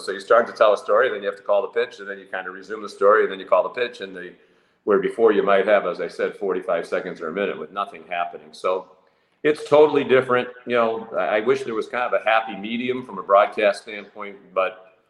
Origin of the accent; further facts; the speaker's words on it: Boston, Massachusetts, United States; I grew up here in Boston in the heyday of Bobby Orr and the Boston Bruins.